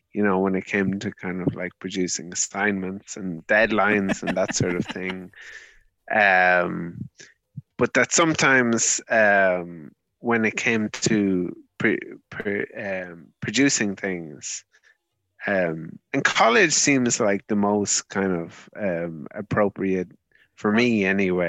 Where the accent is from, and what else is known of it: Ireland